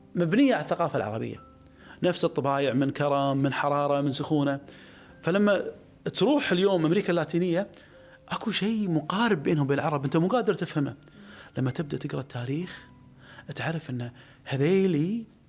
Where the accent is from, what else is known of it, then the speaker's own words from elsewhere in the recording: Kuwait; انا كخليجي